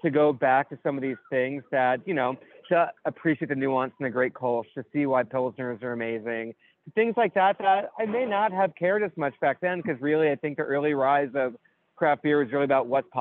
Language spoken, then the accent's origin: English; New York City, New York, United States; my hometown of the little burg of New York City